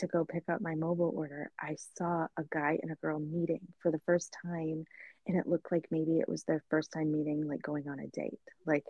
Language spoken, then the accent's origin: English; Indiana, United States; accent: Indiana Midwest; moved away; my Indiana Midwest is going to come out even more, because people will comment on it here because they think I say like mom, and they're always like, oh, I thought you were from somewhere else because you speak so nasally.